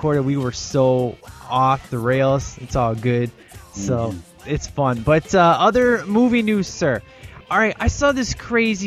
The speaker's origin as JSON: {"language": "English", "region": "Illinois", "country": "United States", "said": "we're from Illinois."}